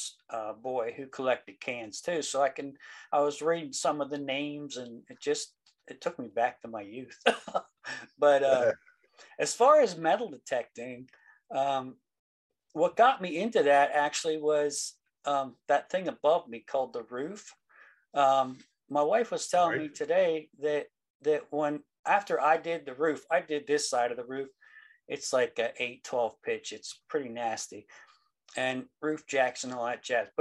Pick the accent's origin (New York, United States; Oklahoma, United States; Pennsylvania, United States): Pennsylvania, United States; Central; I'm from Central Pennsylvania. I live about 4 miles south of Carlisle, Pennsylvania